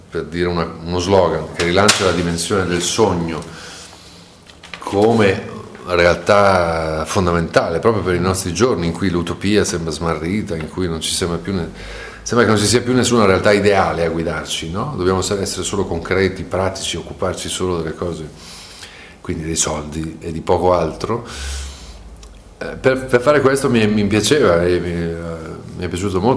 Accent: Treviso, Veneto, Italy; io sono nato e cresciuto a Treviso, per cui eh, so di cosa sto parlando eh, anche se non sembra da, dalla mia parlata.

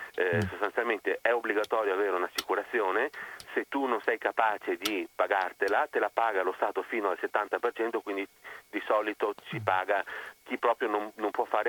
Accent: Venice, Veneto, Italy; accent: Venetian; sono veneziano

